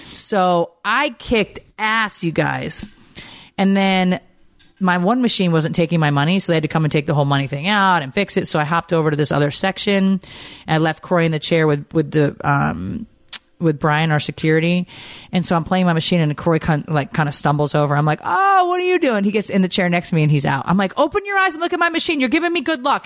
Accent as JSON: {"language": "English", "region": "the North", "country": "United States", "tie": "born or raised there", "moved": "yes", "lives_now": "Atlanta, United States", "said": "I miss the people, I feel like, up north that are just, that I grew up"}